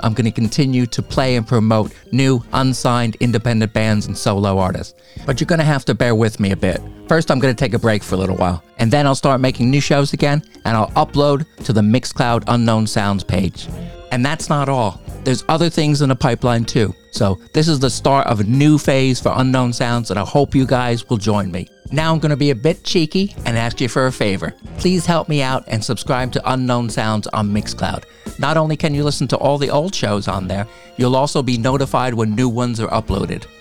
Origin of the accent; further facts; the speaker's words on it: Pine Beach, New Jersey, United States; we both come from the very small town of Pine Beach, New Jersey.